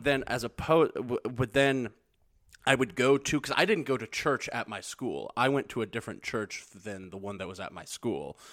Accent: Missouri, United States; being from Missouri

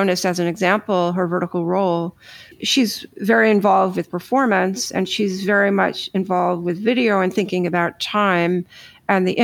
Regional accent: New York, United States; I'm from New York

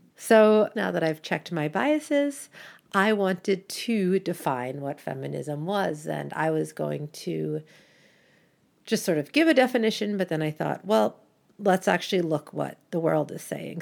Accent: United States; moved away as an adult; also born or lived in Canada; now in Brussels, Belgium; I live in Brussels, Belgium, but I am originally American and I am also Canadian by marriage.

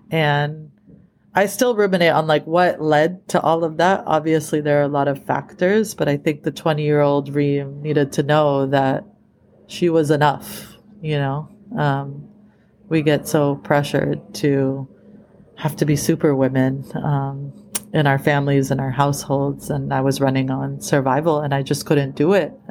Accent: East Coast, United States; now in California, United States; that's what moved me out here to California. I was, I grew up in the East Coast

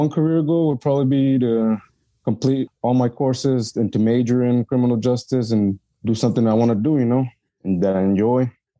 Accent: Bloomington, Illinois, United States; I was born here in Bloomington, raised here too. I attended Bloomington High School.

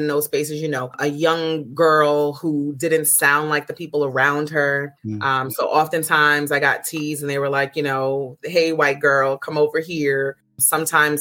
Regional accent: New York City, New York, United States; Although I'm from Harlem, I actually grew up in the projects, Martin Luther King Projects, also known as Foster, right on 114th Street and Lenox Avenue

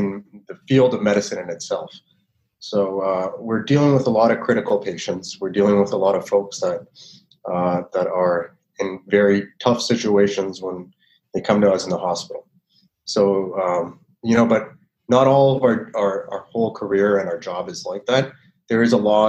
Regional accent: Mississauga, Ontario, Canada; also born or lived in United States; I grew up here in Toronto, in Mississauga, particularly in the West

